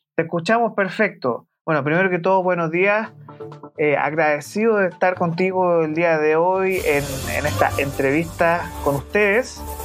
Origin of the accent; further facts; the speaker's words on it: Santiago, Santiago Metropolitan Region, Chile; siendo un santiaguino